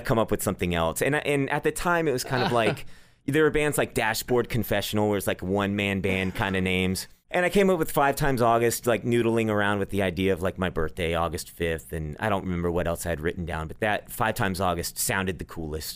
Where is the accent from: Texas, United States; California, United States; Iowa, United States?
Texas, United States; Dallas; also born or lived in Nashville; I grew up here